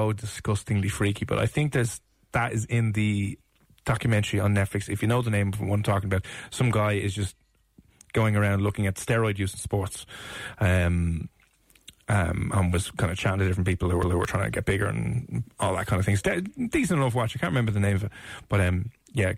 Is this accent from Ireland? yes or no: yes; Ireland; it's part of our culture and heritage as Irish people